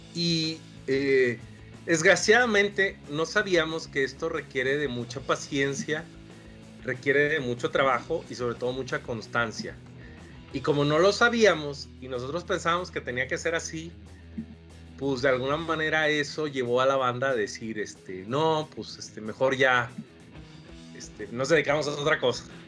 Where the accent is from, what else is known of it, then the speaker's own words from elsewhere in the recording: Villahermosa, Tabasco, Mexico; Villahermosa, Tabasco, que es de donde yo soy